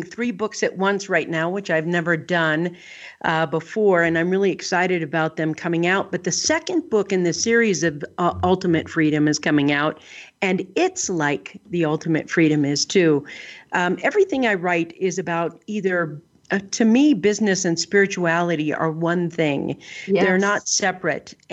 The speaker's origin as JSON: {"language": "English", "region": "Northern California", "country": "United States", "tie": "born or raised there", "also_born_or_lived": "southern Colorado Mountains", "moved": "yes", "lives_now": "Colorado, United States", "said": "I grew up in Northern California"}